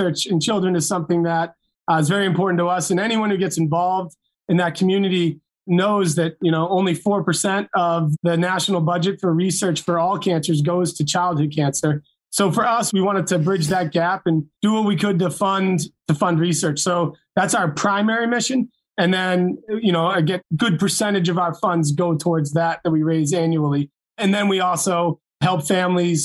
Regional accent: Massachusetts, United States; Growing up in Massachusetts

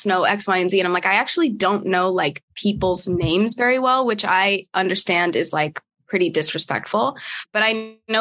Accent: San Jose, California, United States; my mom and I would do like thrift shopping like every weekend in my hometown. That was like our thing. And we would always find brands and whatever. And she has like, you know, a closet full of vintage Prada that she's found at the fucking Goodwill in San Jose.

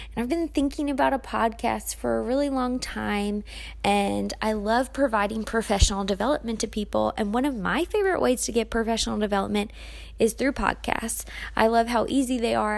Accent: Maryland, United States; also born or lived in Germany; I spent my entire life growing up in Maryland

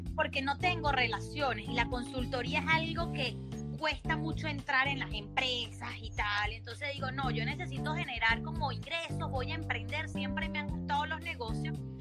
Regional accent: Chichiriviche, Falcón, Venezuela; moved away as an adult; now in Aruba; yo crecí en Chichiribichi

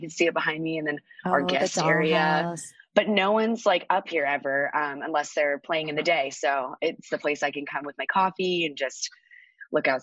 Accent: Orange, California, United States; I grew up in Orange, California

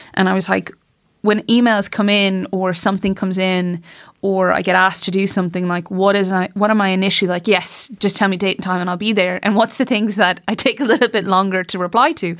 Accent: Shrule, Connacht, Ireland; also born or lived in Boston, United States / New York, United States; I was born in the States, but raised very much in Ireland, did all my schooling here

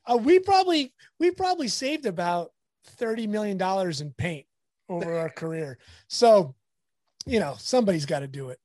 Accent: La Habra, California, United States; also born or lived in Fullerton; I grew up in La Habra, which is, I'm in Fullerton right now, so it's not that far away

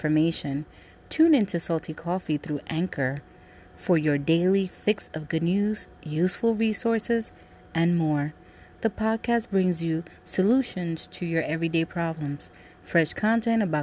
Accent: New York City, New York, United States; also born or lived in Brooklyn / Dominican Republic (parents); I was a dancer when I was younger in Washington Heights in New York

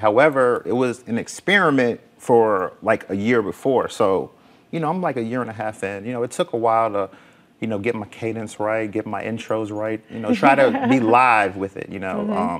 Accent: New York City, New York, United States; moved away; also born or lived in Virginia; I'm from Brooklyn, New York, and Virginia.

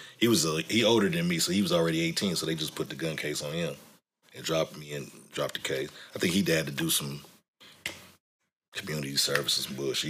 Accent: New Orleans, Louisiana, United States; Nigga, I'm from New Orleans.

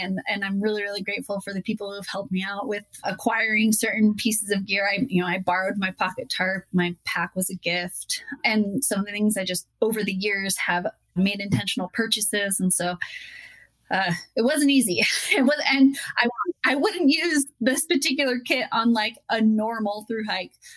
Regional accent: Utah, United States; my home state of Utah

